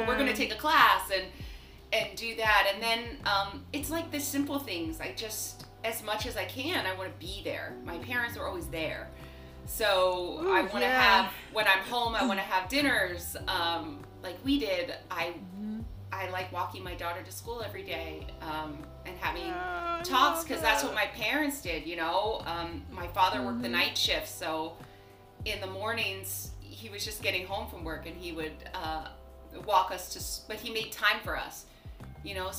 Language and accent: English; Los Angeles, California, United States; I grew up in Los Angeles